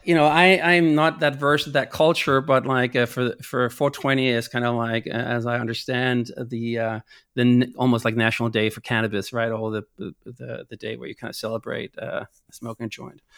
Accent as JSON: {"language": "English", "town": "Copenhagen", "region": "Capital Region of Denmark", "country": "Denmark", "moved": "yes", "said": "I'm from Copenhagen"}